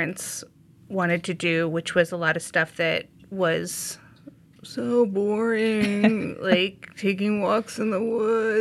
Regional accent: Indiana, United States; now in Skokie, United States; I'm from Indiana also

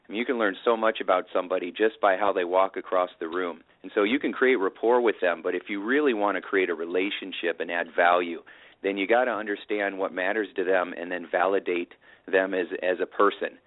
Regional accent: Indiana, United States; I've got my uh, farmer wisdom growing up in Indiana

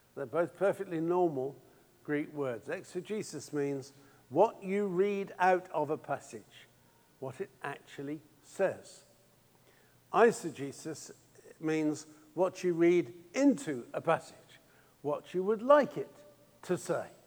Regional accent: England, United Kingdom; being English

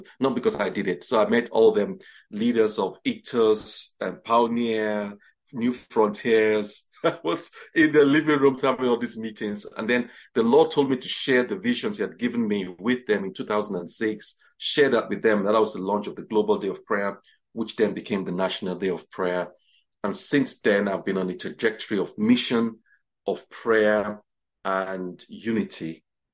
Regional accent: Nigeria; moved away as an adult; also born or lived in England / Jos, Nigeria; now in Bromley, United Kingdom; I was born in England, bred in Nigeria

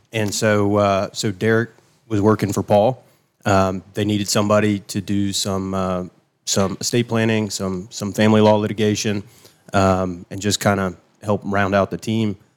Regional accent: Travelers Rest, South Carolina, United States; moved away as an adult; also born or lived in Charleston, South Carolina; now in Seneca, United States; I was raised in Traveler's Rest

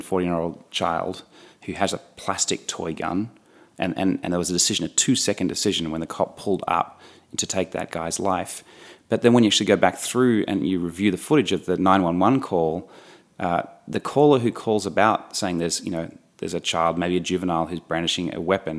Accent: Australia; moved away as an adult; also born or lived in New York, United States; I'm an Australian and lived in New York for 7 years

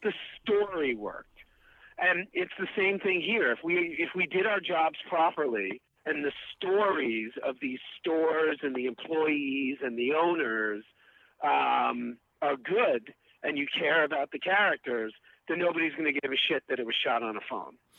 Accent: New York City, New York, United States; moved away; also born or lived in Massachusetts; I'm from Queens

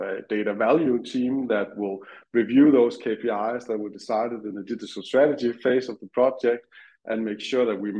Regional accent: Denmark; moved away as an adult; now in United Kingdom; I'm from Denmark. I moved to UK some 3.5 years ago now with my family, just before COVID

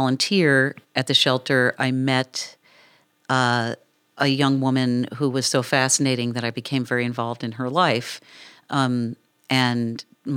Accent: New York City, New York, United States; I grew up in New York City, and I went to public high school

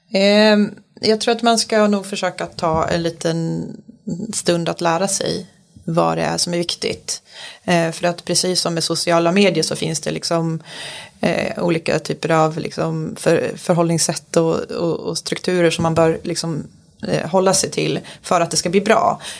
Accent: Falun, Dalarna County, Sweden; now in Stockholm, Sweden; Jag är uppväxt i lilla Falun i Dalarna

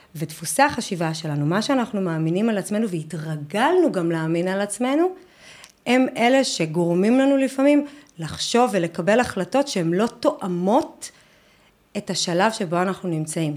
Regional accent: Northern District, Israel; אני גדלתי בבית ילדים, בשנות ה-80 בקיבוץ בצפון

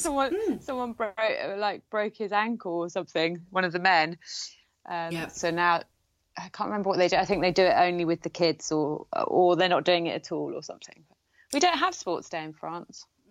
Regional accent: Gloucestershire, South West England, United Kingdom; near where I grew up in in Gloucestershire

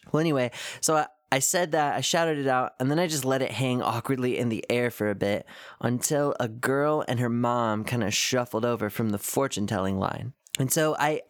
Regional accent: Washington, United States; now in Cleveland, United States; … and I are both originally from Washington State

